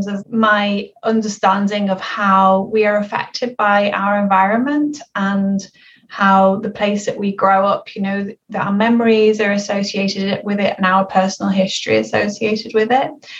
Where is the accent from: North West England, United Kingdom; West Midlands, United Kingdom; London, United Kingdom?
North West England, United Kingdom; Liverpool; I grew up in Liverpool in an area called Toxteth